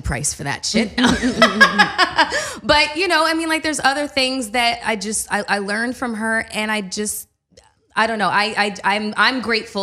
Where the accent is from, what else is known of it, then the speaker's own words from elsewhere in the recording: Canada; I'm full Canadian